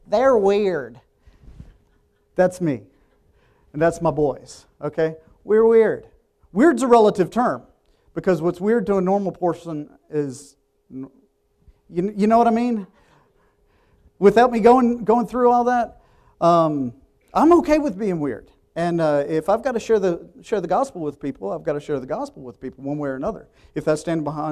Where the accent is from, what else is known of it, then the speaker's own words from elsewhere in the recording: Richmond, Virginia, United States; moved away as an adult; I grew up in Richmond, going to public school